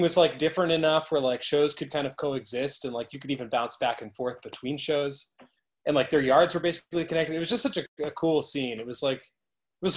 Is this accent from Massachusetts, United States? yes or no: yes; Haverhill, Massachusetts, United States; I grew up in Haverhill